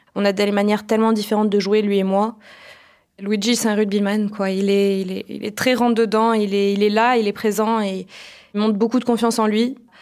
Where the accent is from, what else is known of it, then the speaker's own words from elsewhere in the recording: Toulouse, Occitania, France; Mes parents sont tous les deux musiciens au Capitole de Toulouse